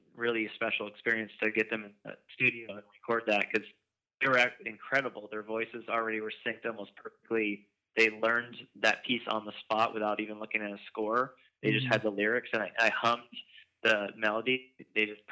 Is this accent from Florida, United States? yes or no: no; Santa Rosa, California, United States; we're from Santa Rosa